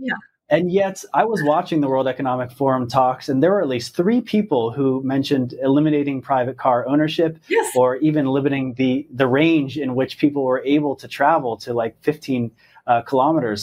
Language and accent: English; Pennsylvania, United States; I'm from Pennsylvania.